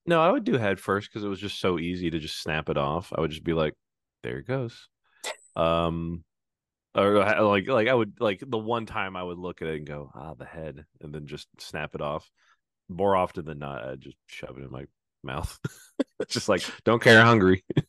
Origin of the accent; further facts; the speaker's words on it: Oklahoma, United States; moved away as an adult; now in Massachusetts, United States; I grew up in Oklahoma